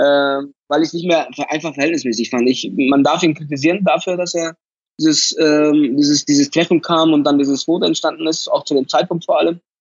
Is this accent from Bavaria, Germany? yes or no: yes; Munich, Bavaria, Germany; ich bin in München geboren, ich bin in München aufgewachsen, alles hier